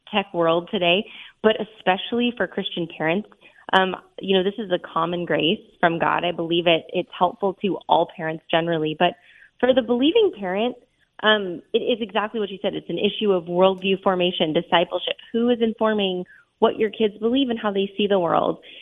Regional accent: Southern California, United States; I was born and raised in Southern California

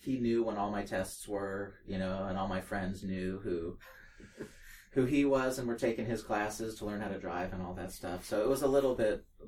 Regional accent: Cupertino, California, United States; I'm from Cupertino, California

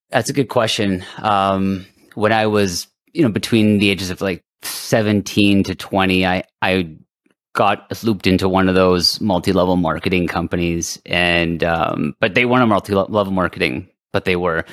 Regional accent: Canada; we're French Canadian here in, in Canada.

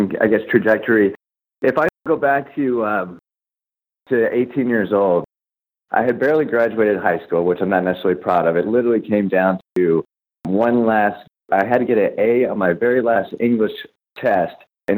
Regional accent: Cleveland, Ohio, United States; I grew up in Cleveland

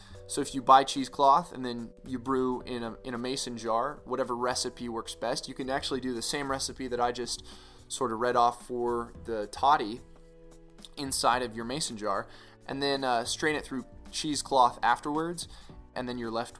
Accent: Boise, Idaho, United States; now in El Paso, United States; My hometown of Boise, Idaho

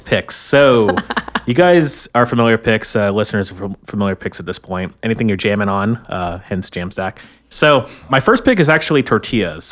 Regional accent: Florida, United States; now in Bay Area, United States; I'm from Florida

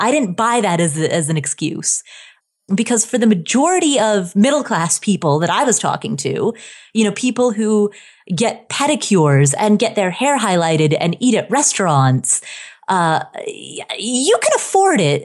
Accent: Ohio, United States; also born or lived in Nepal; when I was a child, I grew up in Ohio

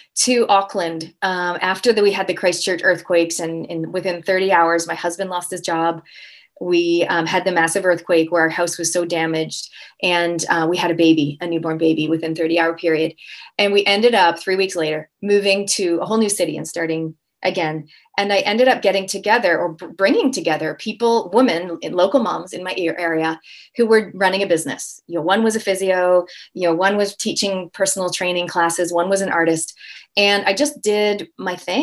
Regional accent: Toronto, Ontario, Canada; now in New Zealand; I'm a Canadian Kiwi, so I'm born and raised in Canada, Toronto, and I actually live in New Zealand

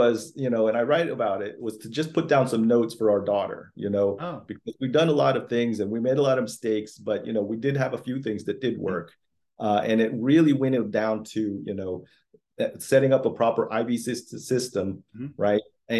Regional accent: Florida, United States; also born or lived in Philippines; I was born in the Philippines. {S0} Okay. {S1} I learned English, you know, in kindergarten and went through public schools in Florida where my family came up

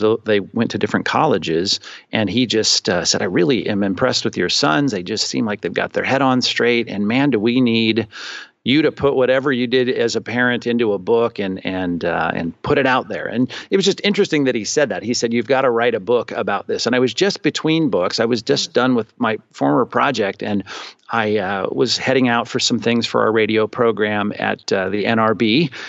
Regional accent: Long Beach, California, United States; also born or lived in Chicago / Arizona / Aliso Viejo, Orange County; I'm from Southern California. I grew up in Long Beach. I spent my whole life there till I got shipped off to school

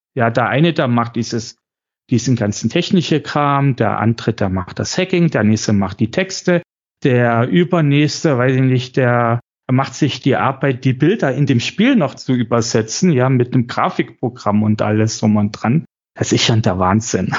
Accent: Chemnitz, Saxony, Germany; ich bin in Chemnitz aufgewachsen

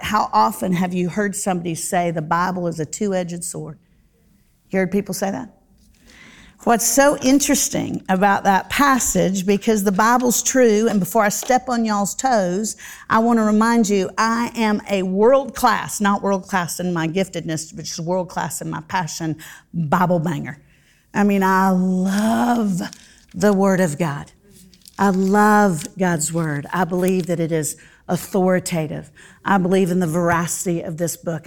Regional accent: Central Florida, United States; I grew up in Central Florida

